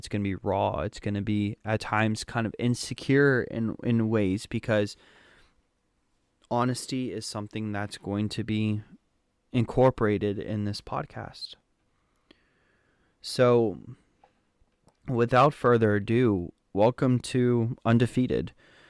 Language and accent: English; Germany; born there; So, a little bit of history about me. I was born in Germany, but there were some complications with that.